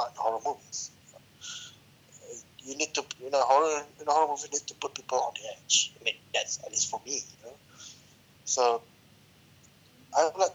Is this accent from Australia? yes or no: no; Malaysia; I'm a Malaysian.